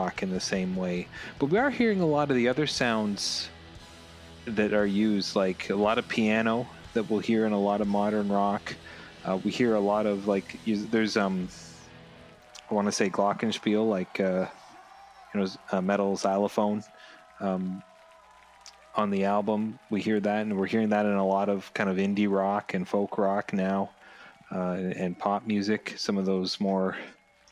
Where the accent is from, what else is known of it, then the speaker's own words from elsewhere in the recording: Canada; I'm Canadian